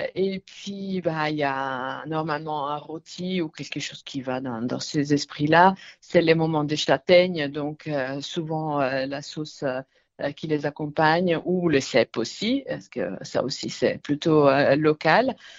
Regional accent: Lombardy, Italy; accent: Italian; French is a second language; now in Miramas, France; je suis italienne, mon accent me trahit

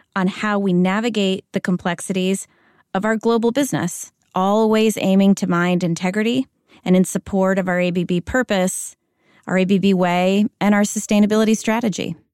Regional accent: United States; accent: American; moved away as an adult; also born or lived in Spain; now in Zurich, Switzerland; I was raised in the United States, so this is an American accent that you're hearing

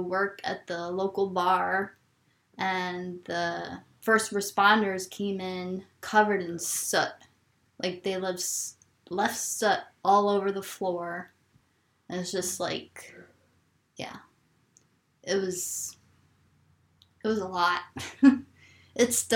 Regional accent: New York City, New York, United States; now in Maine, United States; I grew up in New York City

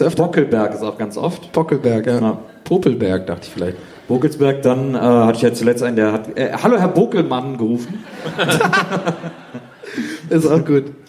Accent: Wesseling, North Rhine-Westphalia, Germany; moved away; ich komme ja aus Wesseling, das ist auch ein kleines Städtchen.

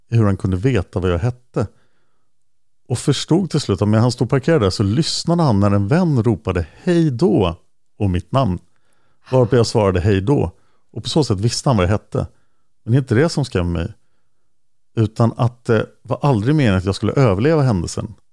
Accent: Delhi, New York, United States; also born or lived in Manhattan; Jo, det är nämligen så att jag är född år 83 i Manhattan i New York till en svensk mamma och en jamaikansk pappa. När jag var 3-4 år gammal så flyttade vi till Upstate New York och till just Delhi

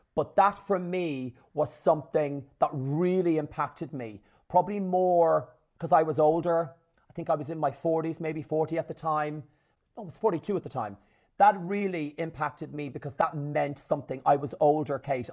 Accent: Ireland; born or raised there

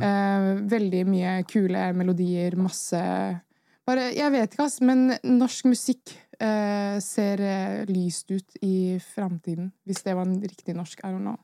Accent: Norway; vi er oppvokst i Norge

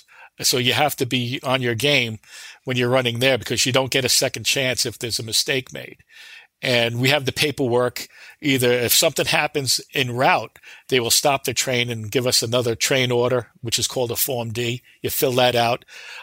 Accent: Long Island, New York, United States; Since I was a little boy, I grew up on the Long Island in New York.

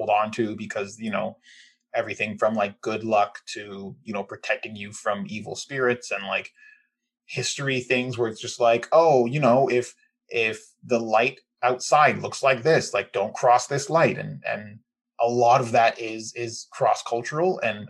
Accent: Canada; also born or lived in England / Jamaica (parents); I was born in England, grew up in Canada. My parents are Jamaican, and I'm very aware and like grew up in Jamaican culture.

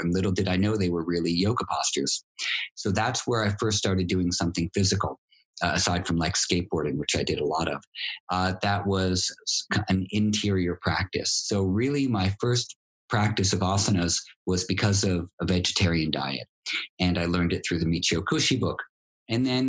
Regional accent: New York City, New York, United States; Greenwich Village where I grew up in New York.

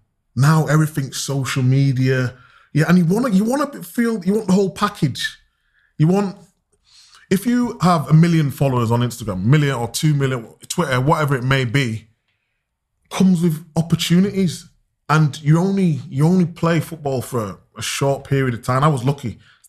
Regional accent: Chapeltown, Yorkshire and the Humber, United Kingdom; Dad still lives in the old house I was brought up in Chapeltown. He won't move.

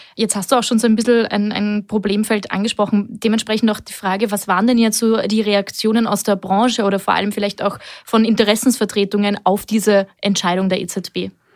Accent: Austria; hier bei uns in Österreich

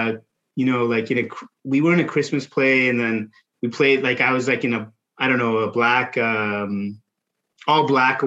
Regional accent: Reedley, California, United States; born or raised there; also born or lived in London, United Kingdom / Salinas, California

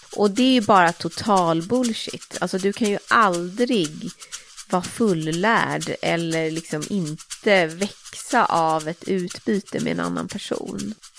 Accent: Saltsjöbaden, Stockholm County, Sweden; jag är ju uppvuxen i Saltsjöbaden som ju är en, en förort i Stockholm

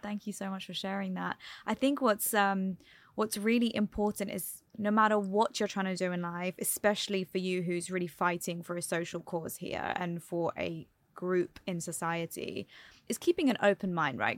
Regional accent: London, United Kingdom; now in United Arab Emirates; Born and raised in London, Indian heritage

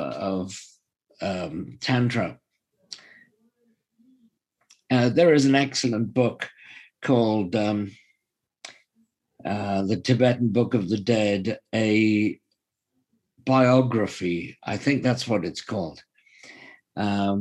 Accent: Welsh, Wales, United Kingdom; being Welsh myself

